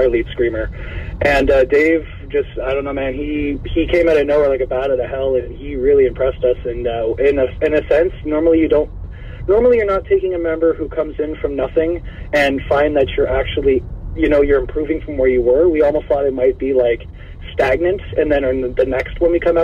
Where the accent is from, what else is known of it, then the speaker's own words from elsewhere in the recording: Canada; we're Canadian